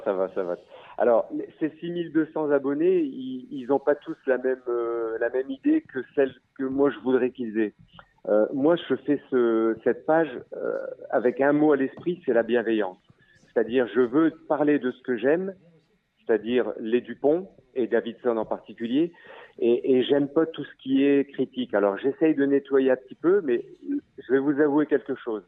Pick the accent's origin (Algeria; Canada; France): France; Maubeuge, Hauts-de-France; now in Territoire de Belfort, France; habitant euh, Maubeuge